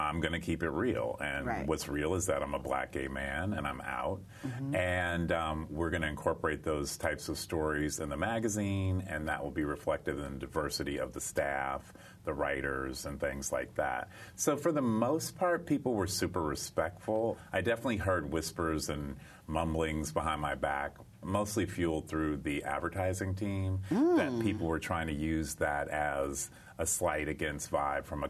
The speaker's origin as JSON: {"language": "English", "town": "Cincinnati", "region": "Ohio", "country": "United States", "tie": "born or raised there", "said": "I grew up in Cincinnati, Ohio"}